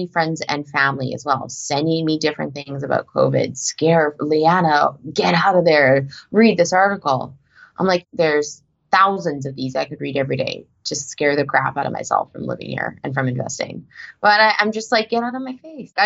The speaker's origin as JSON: {"language": "English", "country": "Canada", "moved": "as an adult", "lives_now": "United States", "said": "I'm actually a Canadian that's only recently full-time moved to the US."}